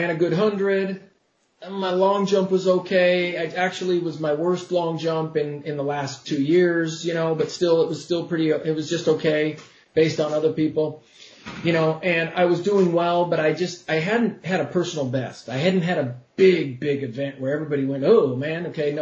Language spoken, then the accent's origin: English; Oregon, United States; moved away as an adult; also born or lived in Moscow, Idaho; I lived in Moscow, Idaho, but I grew up in Oregon.